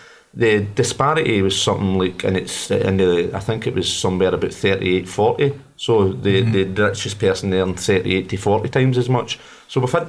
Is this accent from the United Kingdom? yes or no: yes; Glasgow, Scotland, United Kingdom; also born or lived in Pollok; growing up in Glasgow